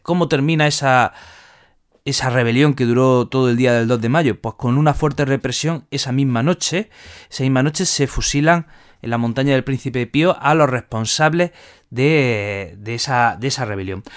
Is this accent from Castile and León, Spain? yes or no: no; Jaén, Andalusia, Spain; los que somos de allí